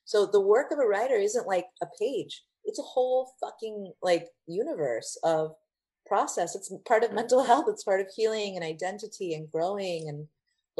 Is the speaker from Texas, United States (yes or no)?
yes; Texas, United States; also born or lived in Brownsville, Texas; I was born in Brownsville in South Texas, but came here when I was five